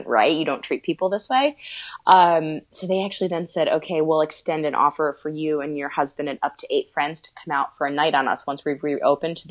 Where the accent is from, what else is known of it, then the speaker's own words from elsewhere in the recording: Northeast, United States; grew up obviously in the Northeast